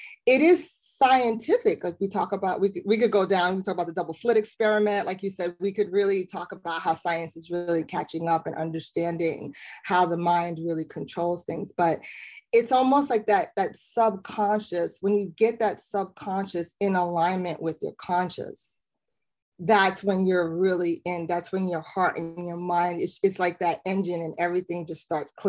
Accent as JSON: {"language": "English", "town": "New York City", "region": "New York", "country": "United States", "said": "I'm from Brooklyn"}